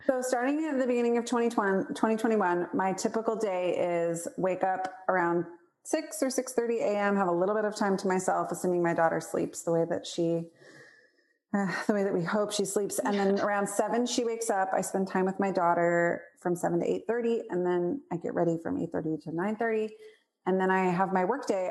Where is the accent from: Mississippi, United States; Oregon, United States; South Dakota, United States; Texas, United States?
Oregon, United States; Portland; moved away; also born or lived in Spokane, Washington; I grew up in Portland, Oregon.